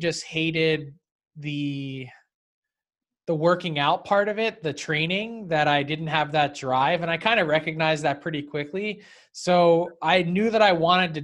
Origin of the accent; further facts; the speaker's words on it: Philadelphia, Pennsylvania, United States; I grew up in the Philly area